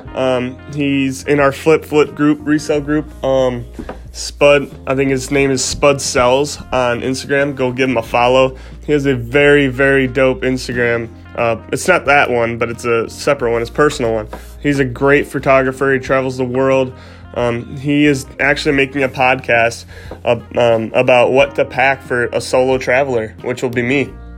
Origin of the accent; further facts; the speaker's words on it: Iowa, United States; sitting in my house in my hometown, and just flipping stuff from my house and not having too much to see um, here in Iowa